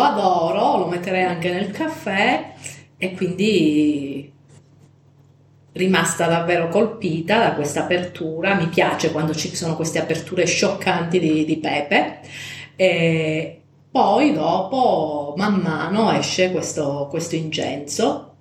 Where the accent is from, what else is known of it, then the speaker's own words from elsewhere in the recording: Calabria, Italy; della festa padronale del mio paesino in Calabria